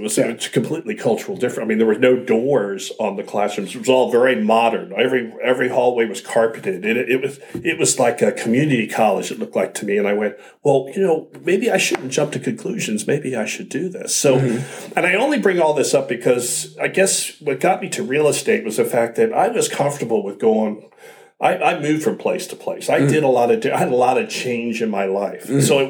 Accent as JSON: {"language": "English", "town": "Upper Marlboro", "region": "Maryland", "country": "United States", "tie": "born or raised there", "also_born_or_lived": "Pennsylvania", "said": "I was born in Bethesda and okay. raised at different parts of Maryland and Pennsylvania."}